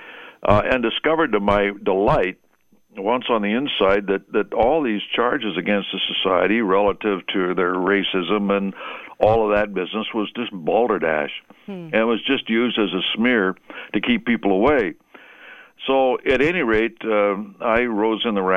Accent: Seattle, Washington, United States; I was raised in Seattle

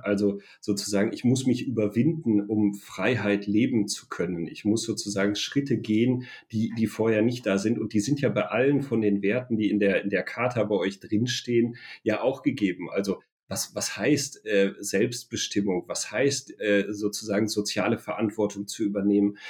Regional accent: a small village in the Sauerland, North Rhine-Westphalia, Germany; ein kleines sauerländisches Dorf, wo ich herkomme

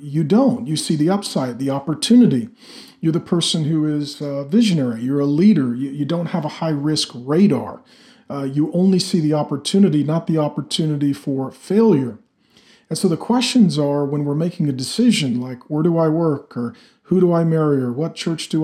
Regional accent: Pacific Northwest, United States; I grew up in the Pacific Northwest where there's a lot of trees and a lot of loggers

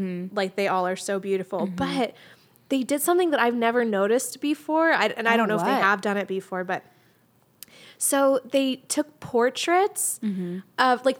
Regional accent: United States; I'm fully American in my obsession with the royal family

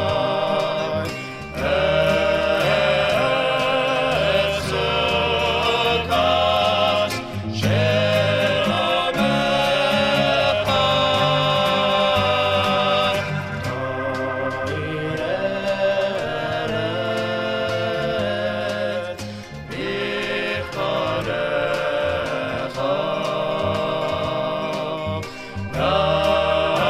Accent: Scranton, Pennsylvania, United States; moved away; my hometown of Scranton, Pennsylvania.

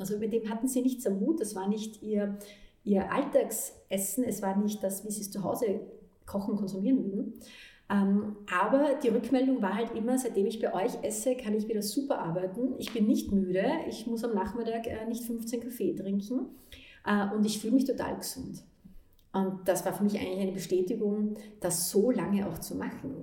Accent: Vienna, Austria; ich bin in Wien geboren und in eine Leistungssportlerfamilie reingeboren worden

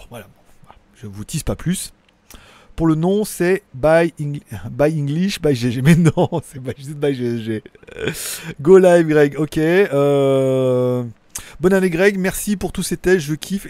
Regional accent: France; en tant que français qui parle parlote l'anglais

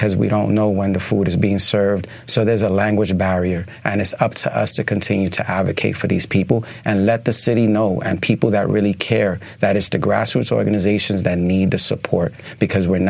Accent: New York City, New York, United States; I'm born and raised in the Lower East Side. I'm a New Yorker

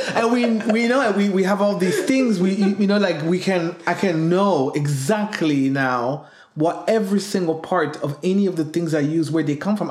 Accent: Burundi; I come from Burundi

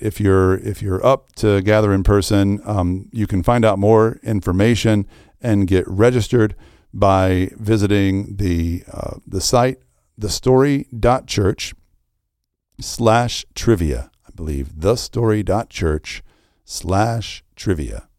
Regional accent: the Bible Belt, United States; I grew up in the Bible Belt

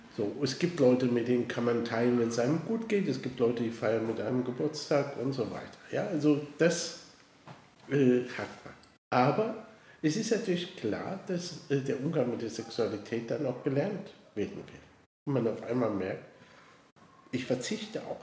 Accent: Koblenz, Rhineland-Palatinate, Germany; ich bin äh, aufgewachsen in Koblenz, bin dort zur Schule gegangen

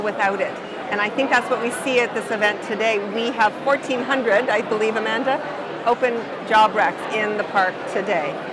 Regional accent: a small mining town in northern Ontario, Canada; I'm from a small mining town in northern Ontario

